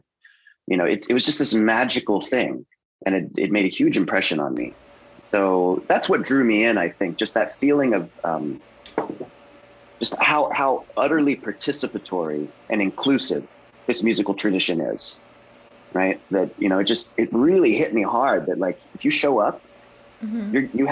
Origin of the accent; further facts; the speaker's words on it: Tarpon Springs, Florida, United States; moved away; also born or lived in Brookline, Massachusetts; I spent a lot of my childhood in Tarpon Springs, Florida